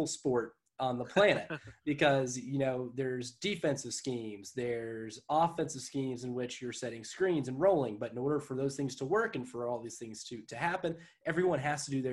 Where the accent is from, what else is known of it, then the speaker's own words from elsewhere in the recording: Jamestown, United States; growing up in Jamestown